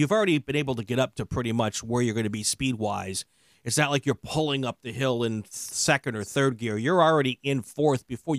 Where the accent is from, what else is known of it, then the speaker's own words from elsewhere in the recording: Lake Geneva, Wisconsin, United States; Oh yeah, I grew up in Lake Geneva.